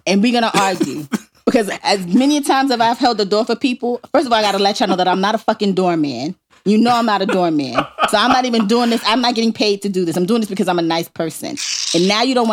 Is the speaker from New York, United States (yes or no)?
yes; New York City, New York, United States; accent: thick New York; moved away; my New York accent